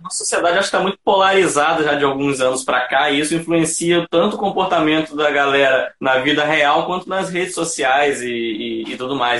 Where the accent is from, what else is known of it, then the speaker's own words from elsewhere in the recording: Campos dos Goytacazes, Rio de Janeiro, Brazil; Eu sou daqui de Campos dos Goitacazes, também, Rio de Janeiro